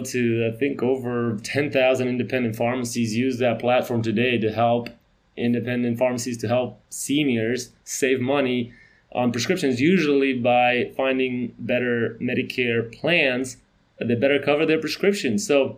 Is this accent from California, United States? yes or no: no; North Carolina, United States; I grew up in North Carolina, small town